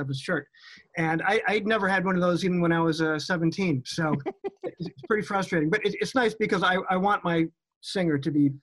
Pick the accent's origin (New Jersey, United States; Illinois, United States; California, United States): Illinois, United States; Chicago; growing up in Chicago